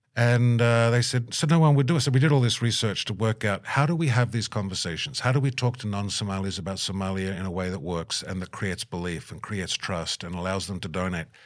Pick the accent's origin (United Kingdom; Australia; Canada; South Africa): Australia; moved away as an adult; now in Minnesota, United States; I'm Australian